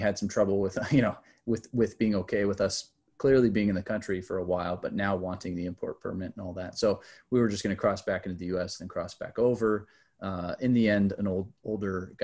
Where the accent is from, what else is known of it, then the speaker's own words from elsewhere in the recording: Dana Point, California, United States; Dana Point, you know, which is where I grew up